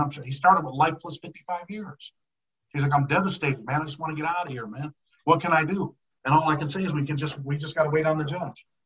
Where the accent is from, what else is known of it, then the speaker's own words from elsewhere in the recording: Rochester, New York, United States; I'm from upstate, well, Western New York. I'm from Rochester, New York.